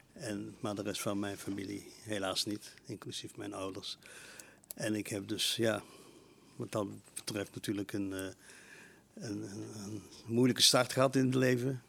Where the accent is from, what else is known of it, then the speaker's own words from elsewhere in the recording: Eindhoven, North Brabant, Netherlands; also born or lived in Helmond; Ik ben geboren in Eindhoven, ja, in 1942.